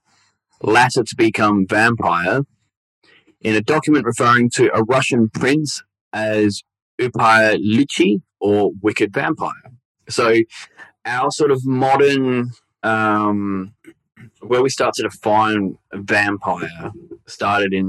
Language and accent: English; Victoria, Australia; I grew up in Victoria where it was always raining.